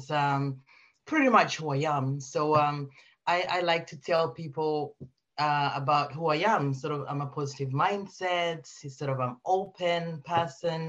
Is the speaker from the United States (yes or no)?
no; Uganda; now in United Kingdom; I'm originally from Uganda, but I've lived in the UK for quite some time now.